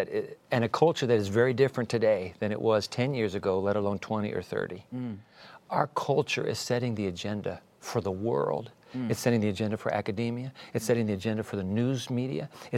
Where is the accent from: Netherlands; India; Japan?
Japan; born there; I was born in Japan and so you, 14 years